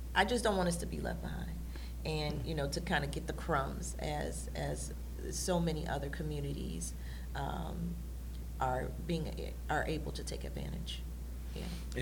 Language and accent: English; Detroit, Michigan, United States; we were on the northwest side of Detroit